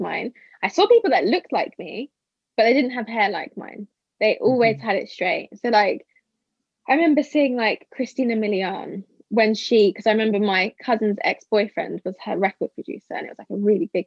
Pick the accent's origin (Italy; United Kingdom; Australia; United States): United Kingdom; also born or lived in Porto, Portugal; I hated being the Brit